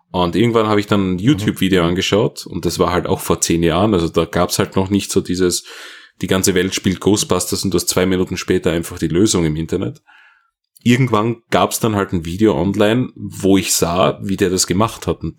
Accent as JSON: {"language": "German", "country": "Austria", "said": "Als Österreicher ist das etwas ungewohnt."}